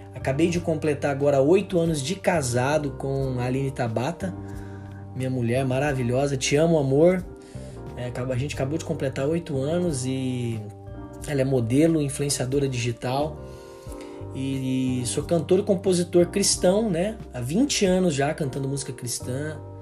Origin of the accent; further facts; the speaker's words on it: Araçatuba, São Paulo, Brazil; Eu sou de Araçatuba, interior de São Paulo. É muito quente por aqui.